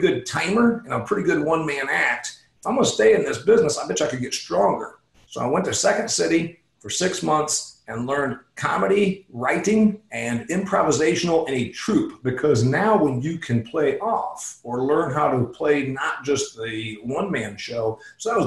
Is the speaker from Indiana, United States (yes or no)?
yes; Huntington, Indiana, United States; also born or lived in Phoenix, Arizona; my hometown of Huntington, Indiana. I live here half the year. I live in Phoenix the other half of the year